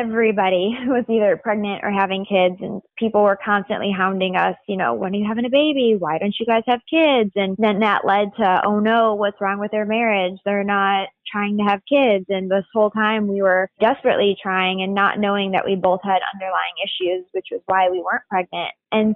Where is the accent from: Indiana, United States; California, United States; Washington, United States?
Indiana, United States; Northwest; moved away as an adult; I grew up in Northwest Indiana. It's about 25 minutes outside of Chicago